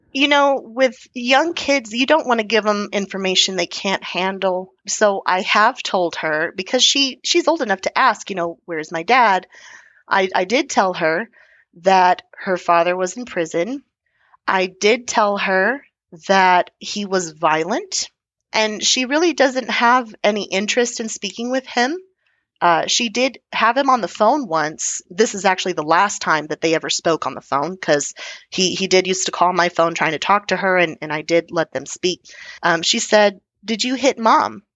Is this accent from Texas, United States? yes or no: yes; Texas, United States; being Texan